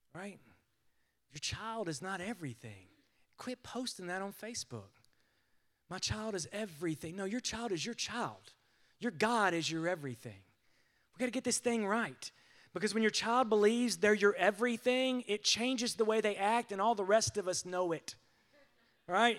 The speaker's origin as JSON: {"language": "English", "country": "United States"}